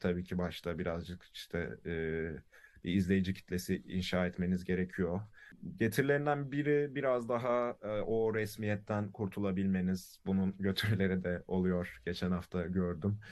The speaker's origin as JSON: {"language": "Turkish", "region": "Istanbul", "country": "Turkey", "tie": "born or raised there", "also_born_or_lived": "Karadeniz Ereğli, Turkey", "said": "İstanbul'da doğuyorum. Bir yaşında falan Karadeniz Ereli'ye taşınıyoruz. Ee, sonra 7 yaşında da İstanbul'a geri dönüyorum."}